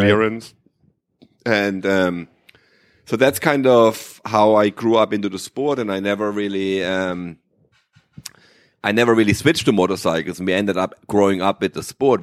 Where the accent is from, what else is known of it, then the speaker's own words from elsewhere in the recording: Germany; first language German; English is a second language; I grew up in Germany